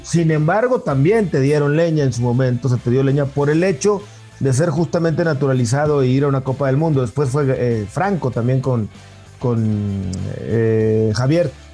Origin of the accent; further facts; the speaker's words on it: Torreón, Coahuila, Mexico; yo soy de Torreón